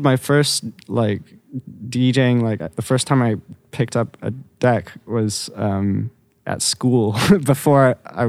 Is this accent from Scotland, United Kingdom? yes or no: no; London, United Kingdom; Growing up in London was awesome.